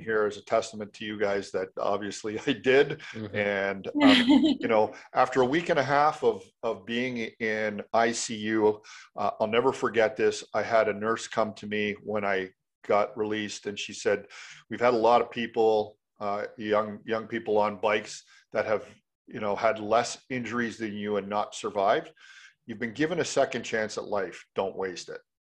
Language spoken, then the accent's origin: English; Canada; I'm a Canadian